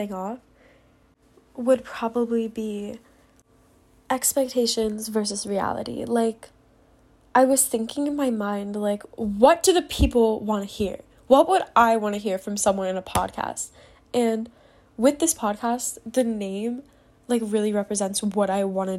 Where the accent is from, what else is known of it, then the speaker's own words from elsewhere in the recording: New York, United States; now in Pennsylvania, United States; I'm 16 and I'm originally from New York, but I live in Pennsylvania.